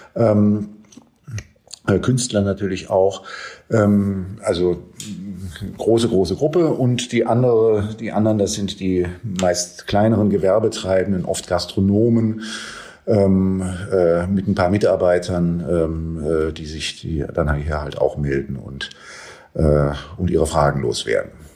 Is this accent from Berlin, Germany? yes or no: yes; Berlin, Germany; als Berliner